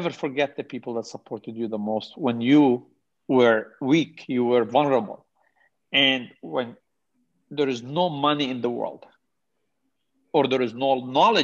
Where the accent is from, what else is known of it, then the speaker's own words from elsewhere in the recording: South Governorate, Lebanon; now in Canada; my little town in South Lebanon.